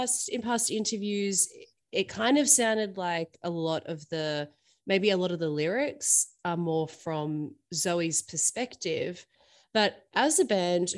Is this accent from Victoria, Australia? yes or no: yes; Melbourne, Victoria, Australia; moved away; I'm originally from Melbourne